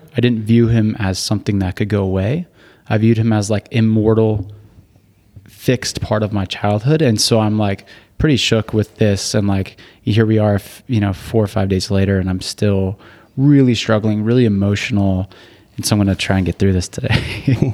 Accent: Burbank, California, United States; moved away as an adult; also born or lived in Utah; I grew up in Burbank, California. So, born there and went to high school there and then moved up to Utah, uh, for college.

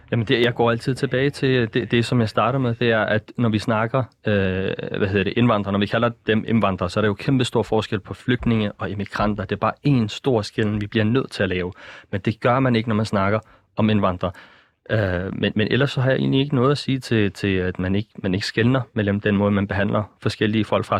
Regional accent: Denmark; i os som danskere

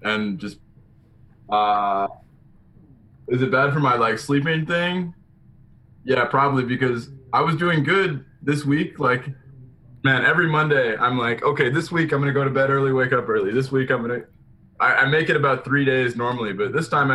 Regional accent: North Carolina, United States; moved away as an adult; now in Canada; I grew up in North Carolina

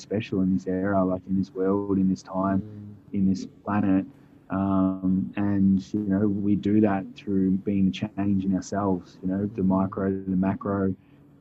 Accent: Wangaratta, Victoria, Australia; now in Perth, Australia; Grew up in a small country town called Wangaratta, Victoria

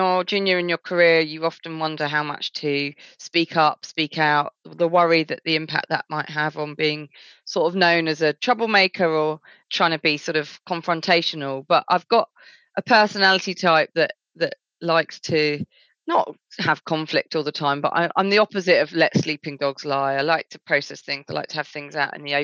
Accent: Essex, East of England, United Kingdom; I grew up in a fairly, I guess, white area of Essex

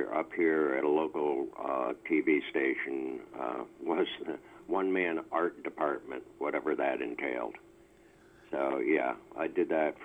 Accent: Burlington, Vermont, United States; I grew up in Burlington, Vermont.

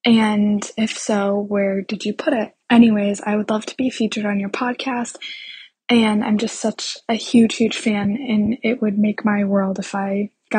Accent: Fairport, New York, United States; I'm a high schooler and I'm from Fairport, New York.

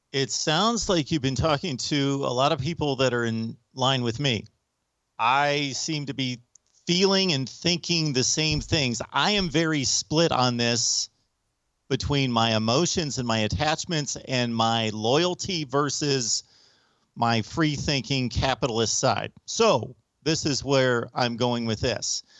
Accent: United States; I'm an American

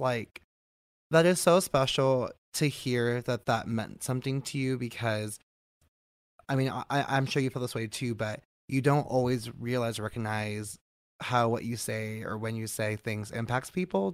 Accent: Bay Area, California, United States; moved away as an adult; also born or lived in Long Beach; now in San Diego, United States; I grew up in the Bay Area.

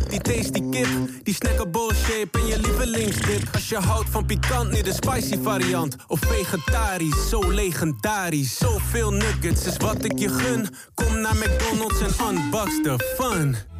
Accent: Ede, Gelderland, Netherlands; toevallig kom ik wel uit Ede

